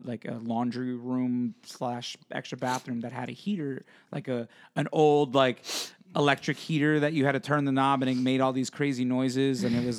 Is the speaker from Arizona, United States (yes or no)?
no; Pennsylvania, United States; I grew up in Pennsylvania where it's cold and it snows and it's not cold all the time, but it gets cold.